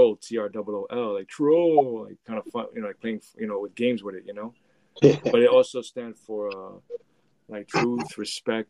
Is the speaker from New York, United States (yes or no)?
yes; New York City, New York, United States; I grew up in the 80s with it, but it definitely was a battle zone